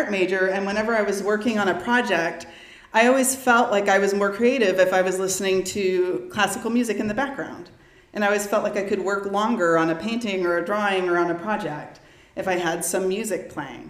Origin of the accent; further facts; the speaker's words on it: Round Rock, Texas, United States; I grew up in the Round Rock School District